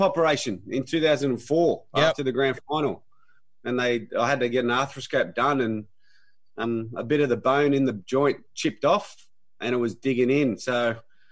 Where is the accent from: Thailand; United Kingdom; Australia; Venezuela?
Australia; Sydney, New South Wales; I grew up in Mulpera, just in a west.